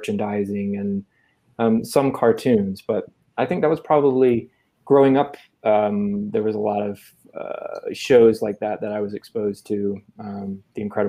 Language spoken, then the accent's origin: English; Virginia, United States; moved away as an adult; also born or lived in North Carolina; now in New York City, United States; I grew up in Virginia and I went to school at the University of North Carolina and studied journalism. And then right after college, I moved to New York City where I've lived ever since